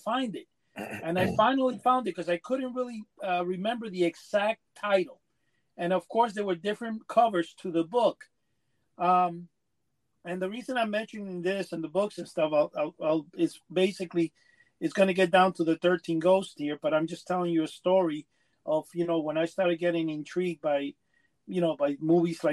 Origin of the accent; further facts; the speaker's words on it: New York City, New York, United States; also born or lived in Cuba; I grew up in Manhattan, came from Cuba in the early 60s, late 60s, actually, very young.